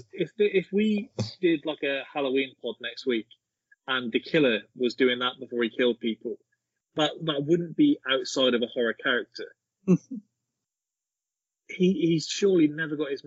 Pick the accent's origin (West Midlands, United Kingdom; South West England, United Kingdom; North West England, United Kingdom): South West England, United Kingdom; Brockworth; I am from Brockworth.